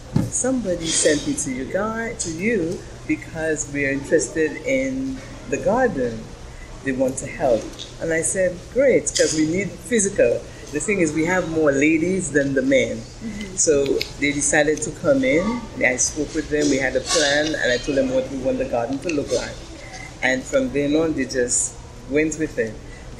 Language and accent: English; The Bronx, New York, United States; now in Brooklyn, United States; When I came into Brooklyn from the Bronx, I got married